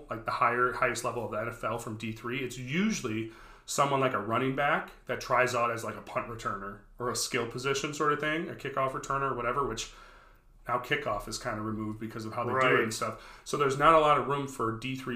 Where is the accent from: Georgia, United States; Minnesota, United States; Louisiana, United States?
Minnesota, United States; Brooklyn Park; I grew up in Brooklyn Park